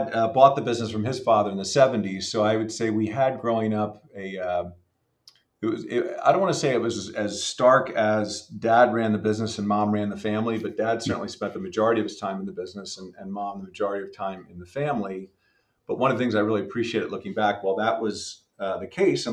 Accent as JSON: {"language": "English", "town": "Philadelphia", "region": "Pennsylvania", "country": "United States", "tie": "born or raised there", "said": "I was born and raised outside Philadelphia, kind of a lifelong Pennsylvanian and lifelong Philadelphian"}